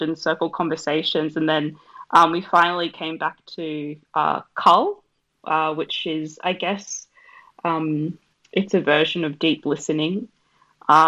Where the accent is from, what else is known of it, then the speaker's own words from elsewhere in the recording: Australia; I'm an Australian-born Fijian artist and community worker